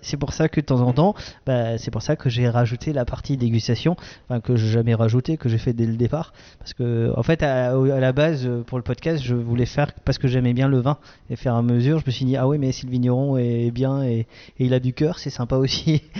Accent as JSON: {"language": "French", "region": "Grand Est", "country": "France", "said": "je suis un Alsacien"}